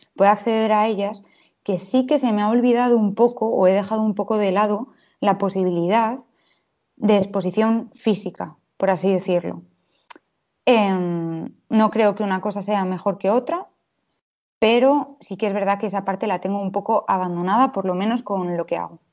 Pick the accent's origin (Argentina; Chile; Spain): Spain; Valladolid, Castile and León; soy del 96, nací en Valladolid